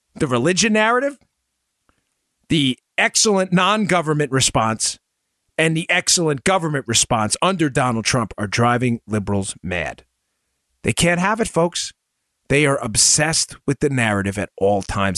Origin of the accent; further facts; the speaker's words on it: Northeast, United States; moved away; also born or lived in Maryland; I grew up in the Northeast. I live in the South now